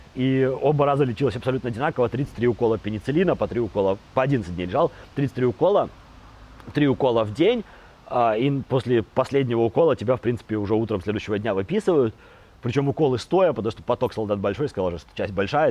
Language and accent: Russian; Babruysk, Mogilev Region, Belarus; я из Бобруйска